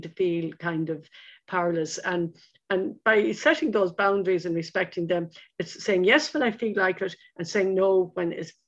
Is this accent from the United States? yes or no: no; Lismore, Munster, Ireland; I grew up in Lismore in County Waterford